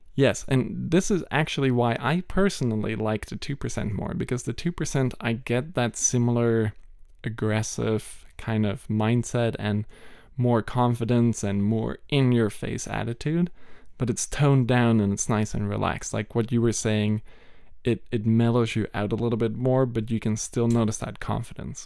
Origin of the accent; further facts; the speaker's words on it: Malaysia; moved away; I grew up in Malaysia